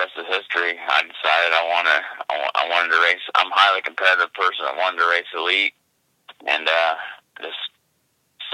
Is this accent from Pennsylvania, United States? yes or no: no; Indiana, United States; Born and raised in Indiana, so I haven't left here